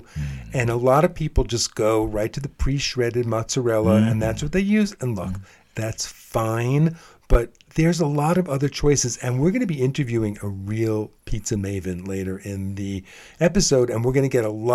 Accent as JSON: {"language": "English", "region": "New York", "country": "United States", "tie": "born or raised there", "said": "I'm from New York. I'm born and bred New Yorker"}